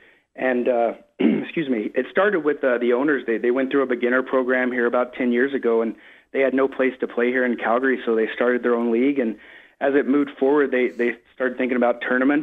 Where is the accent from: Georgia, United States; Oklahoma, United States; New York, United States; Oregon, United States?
Oklahoma, United States; moved away; I'm from Oklahoma originally